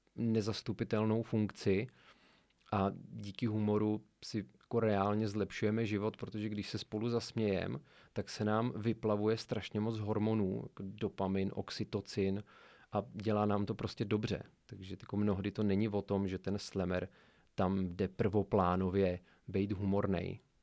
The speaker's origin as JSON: {"language": "Czech", "town": "Sokolov", "region": "Karlovy Vary Region", "country": "Czechia", "said": "pocházím ze Sokolova a mám tam mnoho vazeb"}